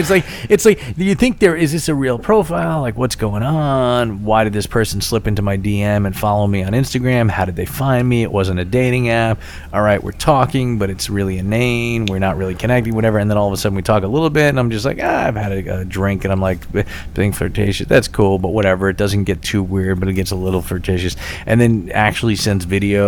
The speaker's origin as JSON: {"language": "English", "town": "New York City", "region": "New York", "country": "United States", "tie": "born or raised there", "said": "I was born and raised on the worst place on earth. Staten Island"}